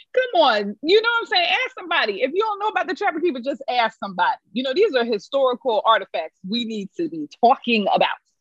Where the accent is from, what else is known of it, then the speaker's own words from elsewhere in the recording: Philadelphia, Pennsylvania, United States; also born or lived in New York; I'm from Philadelphia, born and raised, and um, you know, spent a little time in New York, but came back because needed to come home